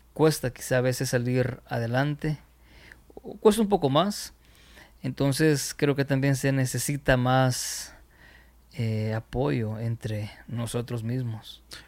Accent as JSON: {"language": "Spanish", "country": "El Salvador", "said": "Aquí decimos, espero no sea una mala palabra, en otro lugar, arrecho"}